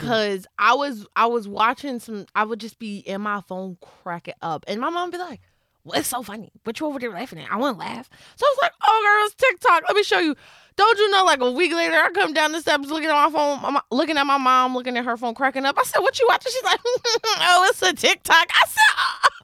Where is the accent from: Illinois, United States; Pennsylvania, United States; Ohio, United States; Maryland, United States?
Pennsylvania, United States; Philadelphia; I'm from Philly